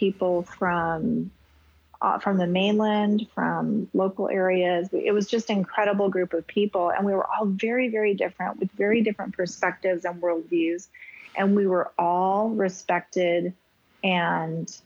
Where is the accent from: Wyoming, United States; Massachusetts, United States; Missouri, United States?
Wyoming, United States; now in Hawaii, United States; I had an amazing experience in growing up in Wyoming